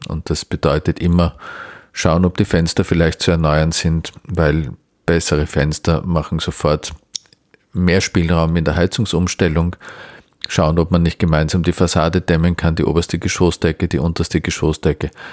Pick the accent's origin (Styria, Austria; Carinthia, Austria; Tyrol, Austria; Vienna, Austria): Vienna, Austria; als Wiener